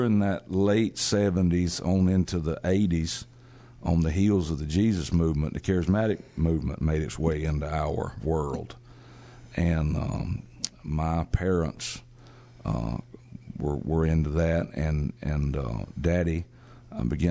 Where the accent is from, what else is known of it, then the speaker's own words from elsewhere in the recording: South Georgia, United States; moved away as an adult; we born down there and growing up in South Georgia, farming life